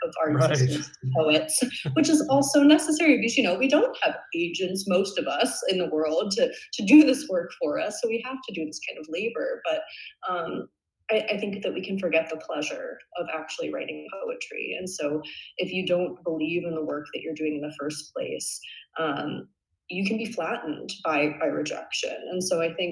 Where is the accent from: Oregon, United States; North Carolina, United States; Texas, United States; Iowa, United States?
Oregon, United States; Ashland; moved away; also born or lived in Bay Area, California; I'm from Ashland, Oregon. So it's a small town in Southern Oregon and it's famous for its Shakespeare Festival. So I grew up with kind of Shakespeare in my veins a little bit.